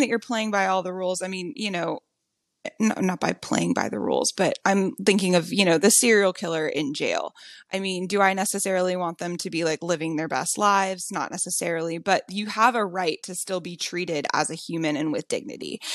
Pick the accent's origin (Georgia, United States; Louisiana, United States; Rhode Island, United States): Louisiana, United States; I grew up in Louisiana